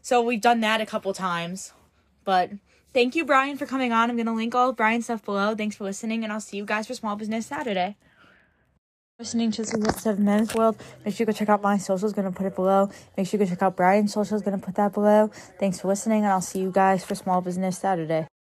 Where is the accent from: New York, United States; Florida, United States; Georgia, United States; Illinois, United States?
New York, United States; we're from New York